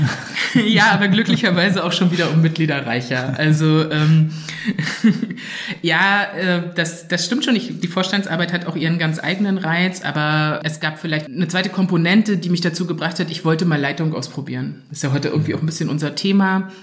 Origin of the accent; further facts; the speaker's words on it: Anklam, Mecklenburg-Vorpommern, Germany; ich bin geboren und aufgewachsen in Anklam, also so mittendrin in Vorpommern